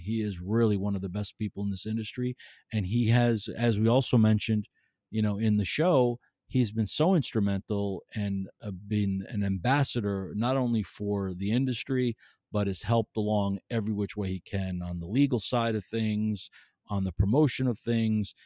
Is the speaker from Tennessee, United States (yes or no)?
no; New Jersey, United States; I grew up in New Jersey